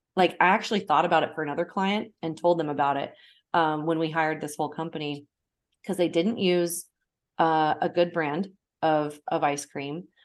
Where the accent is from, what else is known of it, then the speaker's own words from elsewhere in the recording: Portland, United States; my hometown of Portland